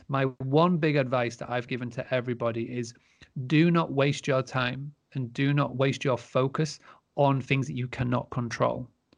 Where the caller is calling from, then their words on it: Scarborough, Yorkshire and the Humber, United Kingdom; So I am currently in Scarborough, which for those who don't know, is in the northeast of the UK in Yorkshire. I'm currently at the Granary Farmstay, which is my family's farmstay business.